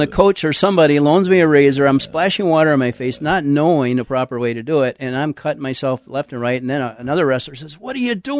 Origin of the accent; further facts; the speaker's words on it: San Antonio, Texas, United States; I was raised in San Antonio and for the most part.